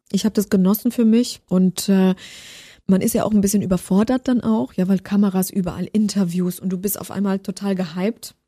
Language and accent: German; Baden-Württemberg, Germany; also born or lived in Poland; ich bin gebürtige Polin aus Baden-Württemberg